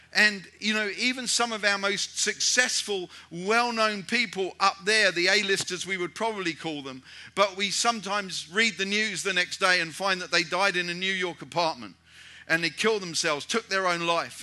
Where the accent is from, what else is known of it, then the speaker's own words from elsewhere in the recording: United Kingdom; moved away; I'm a British European and I moved back to Europe